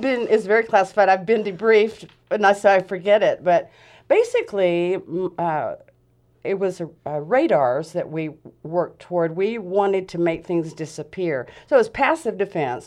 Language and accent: English; Huntsville, Alabama, United States; moved away as an adult; now in Grants Pass, United States; I'm from Huntsville, Alabama, so I'm a Southern belle